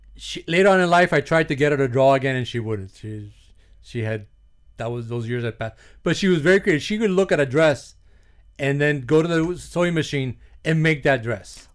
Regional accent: Miami, Florida, United States; also born or lived in New York / Union City, New Jersey; I grew up in Little Havana in the sixties, seventies, and eighties

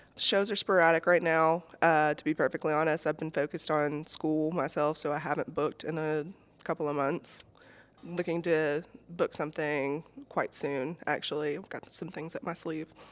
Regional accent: Decatur, Alabama, United States; also born or lived in Moulton, Alabama; I am from Decatur and Moulton

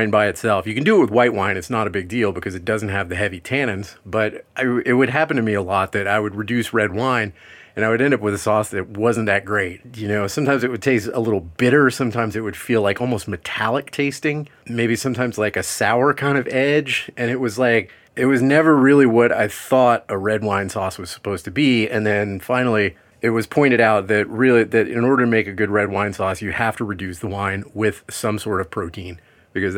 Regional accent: Louisiana, United States; I'm from Louisiana

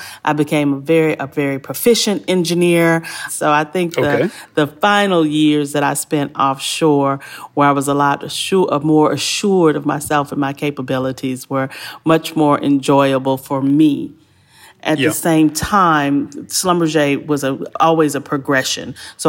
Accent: Houston, Texas, United States; I'm from the South Side, the sunny side, South Side of Houston, which was at the time a complete African-American community of people coming home from Vietnam with their benefits and buying their first homes.

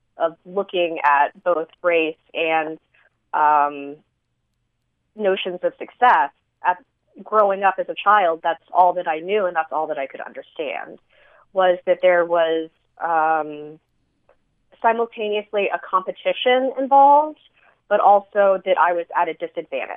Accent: San Antonio, Texas, United States; moved away as an adult; now in Las Cruces, United States; I grew up in San Antonio in a Vietnamese enclave

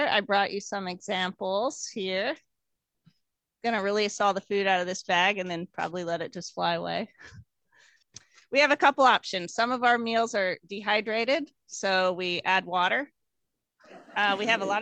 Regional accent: Houston, Texas, United States; I grew up in Houston, Texas

